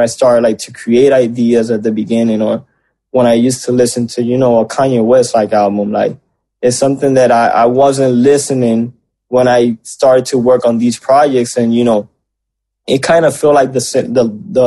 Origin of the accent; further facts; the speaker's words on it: Puerto Rico; growing up in Puerto Rico